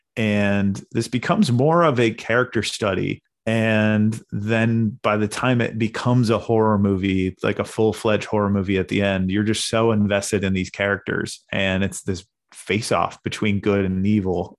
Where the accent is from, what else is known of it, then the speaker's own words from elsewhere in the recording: Portsmouth, New Hampshire, United States; I'm from New Hampshire. So, uh, we had the New Hampshire Film Fest right in my, uh, local town of Portsmouth